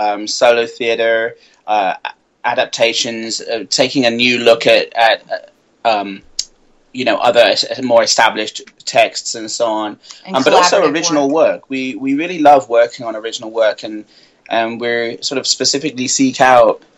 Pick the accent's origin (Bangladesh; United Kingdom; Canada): United Kingdom; moved away; I'm British